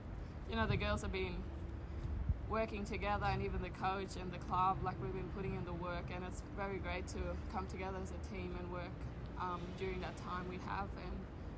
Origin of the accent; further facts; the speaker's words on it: Borroloola, Northern Territory, Australia; I'm originally from Northern Territory, a small remote community called Borroloola. It's like 12 hours drive out of Darwin.